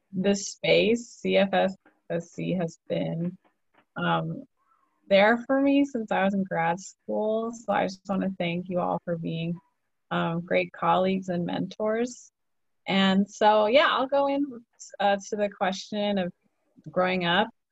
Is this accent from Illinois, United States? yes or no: yes; Chicago, Illinois, United States; I grew up in in in Chicago and the Chicago suburbs